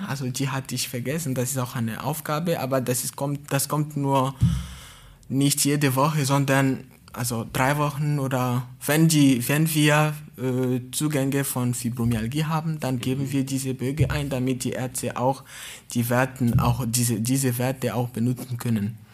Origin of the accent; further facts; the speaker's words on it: Togo; German is a second language; moved away as an adult; now in Baden-Baden, Germany; Ich komme aus Togo